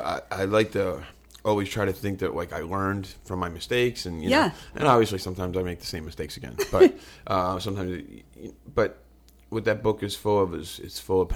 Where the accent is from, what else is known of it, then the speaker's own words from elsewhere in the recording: Philadelphia, Pennsylvania, United States; South Philly. South Philly and Southwest. I grew up around, I had two different neighborhoods.